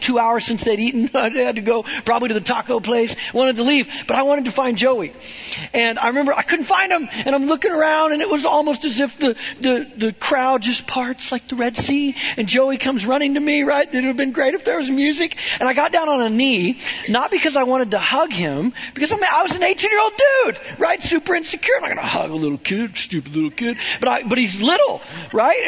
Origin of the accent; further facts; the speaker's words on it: Webb City, Missouri, United States; I grew up in Webb City